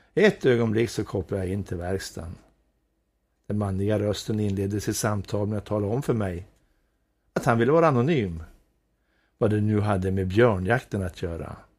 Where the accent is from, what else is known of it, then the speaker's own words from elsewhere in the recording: Sidensjö, Västernorrland County, Sweden; Jag kommer från en liten by som heter Nolås som ligger i Sidensjö. Det är en av de vackraste byarna i kommunen. Där växte jag upp